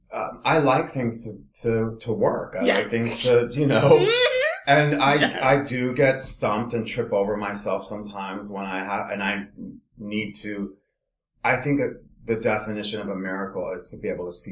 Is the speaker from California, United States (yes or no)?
yes; Los Angeles, California, United States; moved away; also born or lived in Philadelphia / New York; I'm from Los Angeles